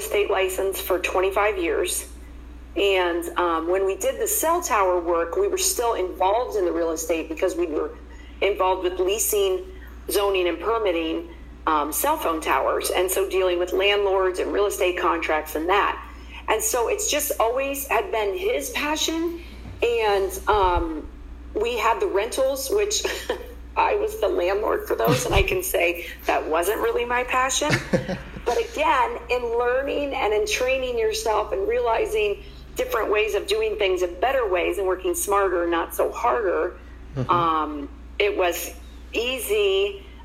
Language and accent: English; Columbus, Ohio, United States; moved away as an adult; now in Phoenix, United States; I was born and raised in Columbus, Ohio